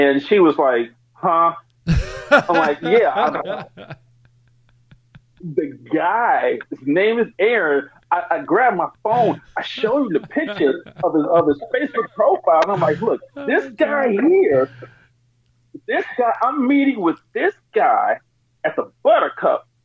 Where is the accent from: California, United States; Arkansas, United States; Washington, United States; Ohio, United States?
California, United States; Oakland; I'm from Oakland.